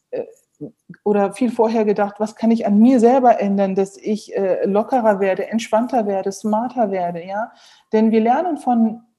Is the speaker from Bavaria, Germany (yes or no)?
no; Neuss, North Rhine-Westphalia, Germany; Ich bin, ähm, wie gesagt, in Neuss geboren und aufgewachsen, bin dort zur Schule gegangen, habe dann ähm, die äh, Uni in Düsseldorf besucht